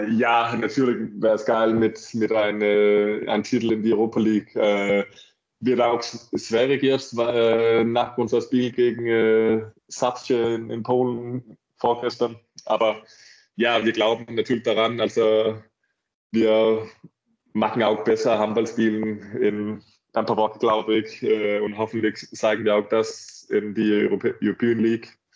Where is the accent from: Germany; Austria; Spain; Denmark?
Denmark; German is a second language; mein, mein Freund aus Dänemark auch nicht so weit weg ist. Ich glaube, mein, so, mein Heimat ist eineinhalb Stunden weg von, von Flensburg.